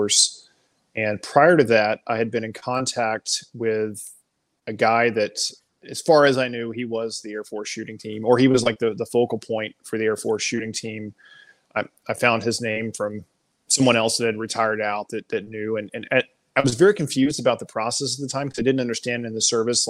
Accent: Garland, Texas, United States; moved away as an adult; also born or lived in Germany / Belgium; I'm originally from Garland, Texas

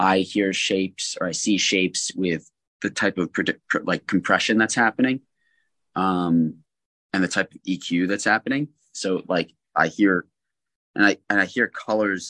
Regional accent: United States; moved away as an adult; also born or lived in New Jersey / Philadelphia, Pennsylvania; now in Los Angeles, United States; in Philadelphia in my hometown

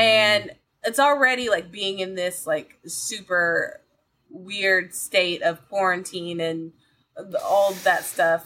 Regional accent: Columbus, Georgia, United States; I'm from Columbus, Georgia, and they always had the Tuskegee Morehouse game there

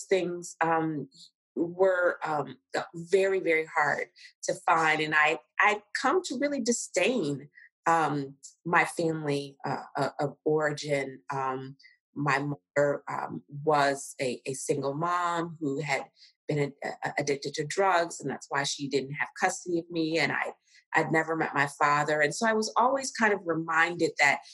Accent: Cincinnati, Ohio, United States; moved away as an adult; also born or lived in New York City / Kenya; I was raised in Cincinnati, Ohio, Southern

